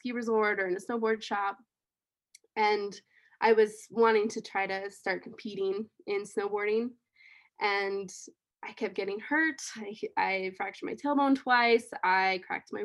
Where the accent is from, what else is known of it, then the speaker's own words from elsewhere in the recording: Rifle, Colorado, United States; I grew up around the Colorado River. It flowed right through my hometown, which was Rifle, in Colorado